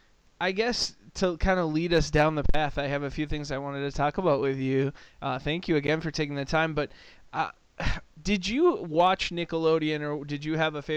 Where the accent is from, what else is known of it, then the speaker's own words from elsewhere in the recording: Minnesota, United States; growing up in Minnesota